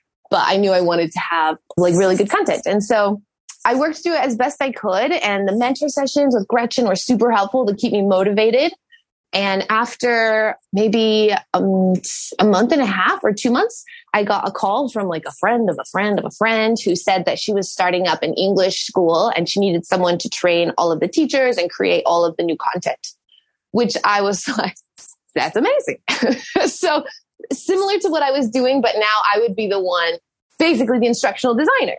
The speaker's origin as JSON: {"language": "English", "country": "United States", "moved": "as an adult", "lives_now": "Sweden", "said": "I am American"}